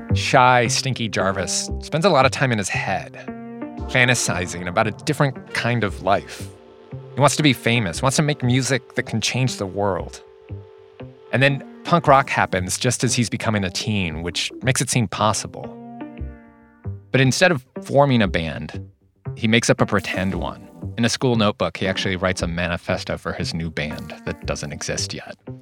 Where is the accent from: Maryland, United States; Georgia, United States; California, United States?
California, United States; Whittier; I grew up in Whittier